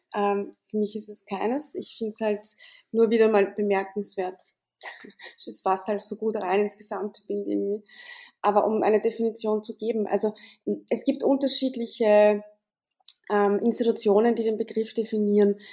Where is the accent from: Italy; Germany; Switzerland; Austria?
Austria; bei uns in Österreich